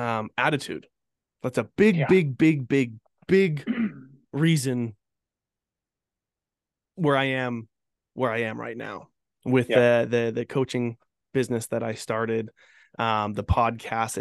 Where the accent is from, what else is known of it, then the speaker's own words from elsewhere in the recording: Fort McMurray, Alberta, Canada; I grew up in Fort McMurray